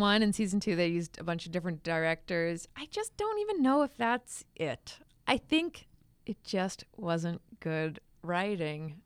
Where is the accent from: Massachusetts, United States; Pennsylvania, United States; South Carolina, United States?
Massachusetts, United States; moved away; I'm from Massachusetts